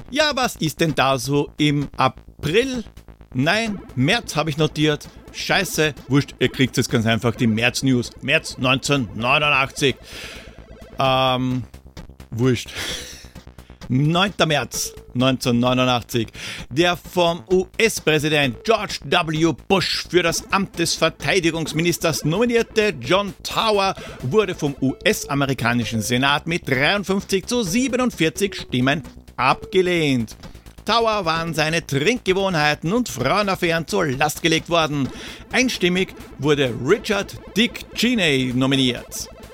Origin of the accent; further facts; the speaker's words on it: Vienna, Austria; als Wiener